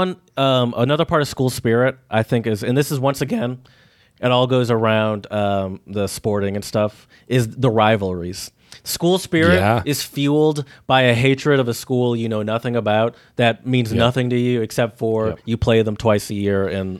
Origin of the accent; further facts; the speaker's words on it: Michigan, United States; I'm from Michigan.